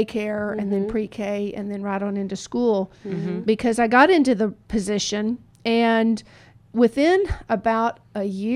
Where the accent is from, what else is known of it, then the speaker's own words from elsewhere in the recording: the Texas Panhandle, United States; moved away as an adult; also born or lived in Bastrop, Texas / Granbury, Texas; my hometown, which is up in the Panhandle